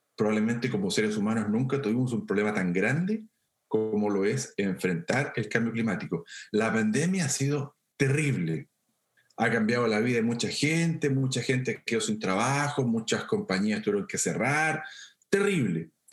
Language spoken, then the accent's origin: Spanish; central Chile, Chile; yo soy de Chile Central, una zona con mucha montaña y con muchos ríos. Yo crecí viendo ríos